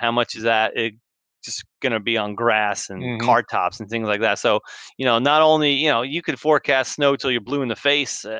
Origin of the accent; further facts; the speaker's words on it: New Jersey, United States; Growing up as a kid, I grew up in New Jersey